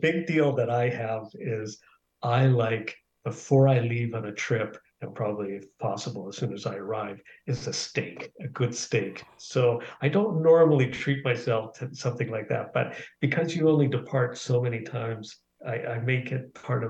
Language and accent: English; Canada; also born or lived in Dublin, Ireland; We moved to Canada when I was 6